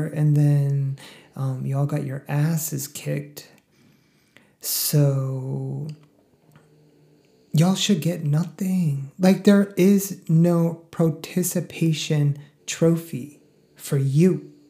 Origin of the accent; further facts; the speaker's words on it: Northeast, United States; Like, I grew up in a WASPy family. Like, I'm from the Northeast, like I've said many, many times.